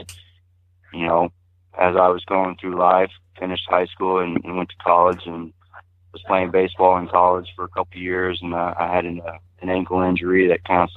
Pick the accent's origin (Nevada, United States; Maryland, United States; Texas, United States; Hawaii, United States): Texas, United States; now in Montana, United States; I grew up in a little town about an hour northeast of Beaumont